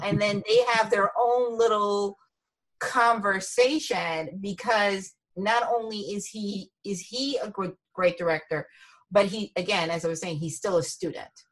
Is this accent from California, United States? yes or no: no; Lawrenceville, New Jersey, United States; also born or lived in Princeton; I grew up in Lawrenceville